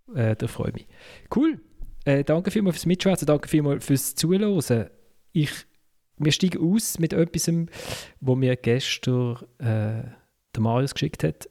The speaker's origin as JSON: {"language": "German", "town": "Basel", "region": "Basel-Stadt", "country": "Switzerland", "said": "als Basler"}